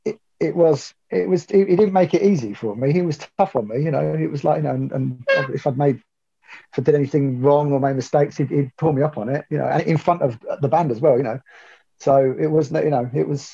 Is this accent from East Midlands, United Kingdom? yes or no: yes; Northampton, East Midlands, United Kingdom; moved away; I'm from Northampton originally